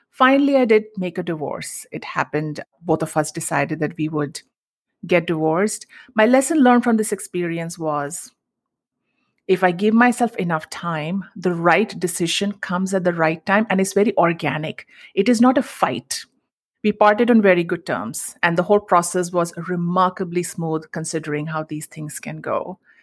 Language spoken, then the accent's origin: English; Mumbai, Maharashtra, India; moved away as an adult; now in United States; I grew up in Mumbai, and the Indian culture that I grew up in was all about savings